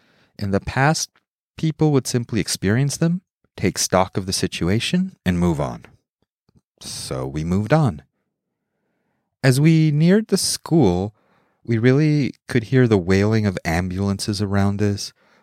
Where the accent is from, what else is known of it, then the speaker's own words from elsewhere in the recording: Mexico City, Mexico; also born or lived in United States; I grew up in Mexico City, Mexico. From age 2 through 18 or 19, from basically preschool through high school. Though I am not a Mexican citizen, Mexico was part of my formative years, and I feel, from a cultural perspective, as Mexican as I feel American.